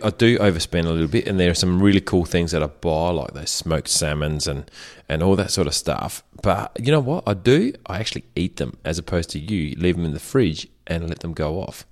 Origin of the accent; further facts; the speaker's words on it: Germany; moved away; in the house that I grew up in Germany